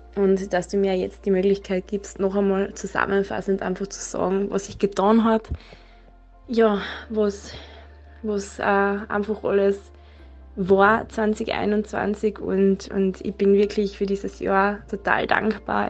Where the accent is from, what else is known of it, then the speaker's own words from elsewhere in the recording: Klagenfurt, Carinthia, Austria; ich komme aus Klagenfurt